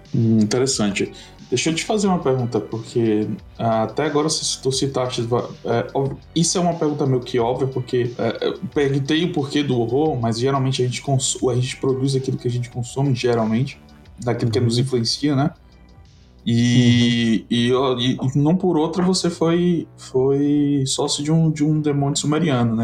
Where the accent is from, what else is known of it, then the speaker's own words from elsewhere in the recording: Ceará, Brazil; nós somos do Ceará